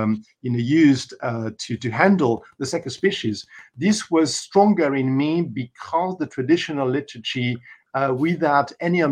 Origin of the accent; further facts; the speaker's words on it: France; moved away; also born or lived in Paris; I was brought up in the Mass in French, in my in my country of origin, in France, and in the country, and in Paris